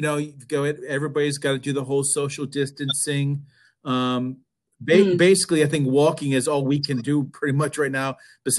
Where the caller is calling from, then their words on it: Alexandria, Virginia, United States; I'm in Alexandria, Virginia, just outside of Washington, D.C., also under lockdown, like the rest of you.